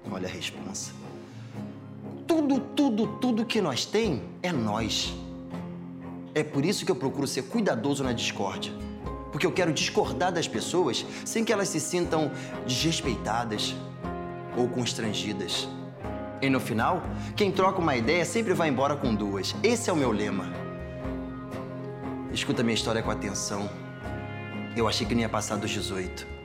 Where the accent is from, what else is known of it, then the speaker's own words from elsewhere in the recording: São Paulo, Brazil; born there; Um brasileiro negro, adulto e vivo isso é raridade para quem nasceu onde eu nasci. Eu nasci na periferia de São Paulo, dentro de um país que mata um jovem negro a cada 23 minutos.